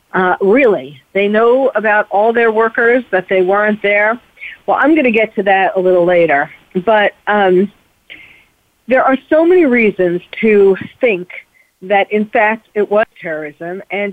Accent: New York City, New York, United States; also born or lived in Paris; as someone who was born and bred in New York City, therefore who felt it really in the heart, as I do Paris, because I lived in Paris for 3 years

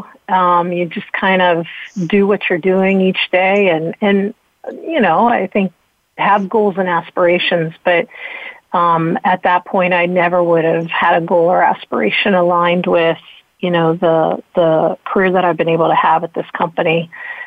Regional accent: Western Pennsylvania, United States; I grew up in Western Pennsylvania and have never gone far from there.

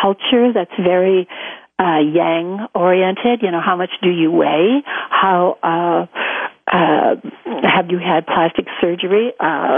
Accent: United States; being an American

